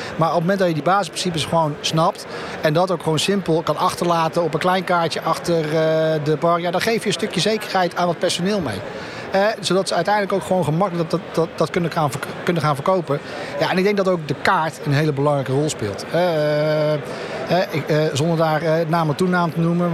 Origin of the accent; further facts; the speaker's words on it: Netherlands; We zijn toch Nederlander